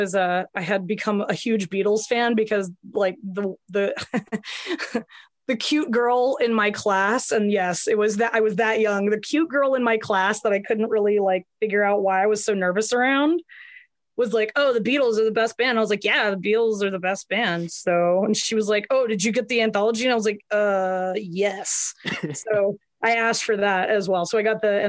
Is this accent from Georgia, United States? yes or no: yes; Atlanta, Georgia, United States; I grew up in and around Atlanta, and I've moved in and around Atlanta. I always say I'm from Atlanta